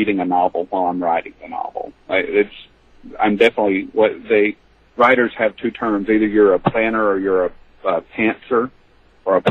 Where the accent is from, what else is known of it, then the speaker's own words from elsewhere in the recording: the South, United States; I grew up in the South